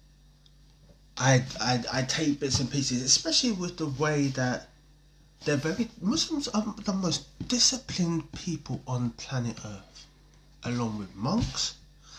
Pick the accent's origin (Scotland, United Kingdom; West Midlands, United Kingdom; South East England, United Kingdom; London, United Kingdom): London, United Kingdom; moved away as an adult; now in Coventry, United Kingdom; I grew up in Norwood, Norwood Junction, South Norwood, Croydon, Addiscombe, Selsdon, New Addington, Shirley, Thornton Heath